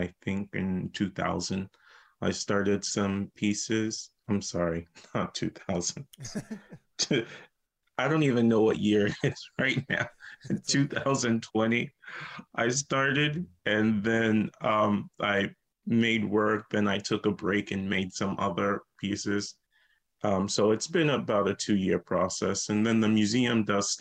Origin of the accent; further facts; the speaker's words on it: Lincolnville, South Carolina, United States; moved away; I grew up in a small town called Lincolnville, South Carolina. It's right outside Charleston.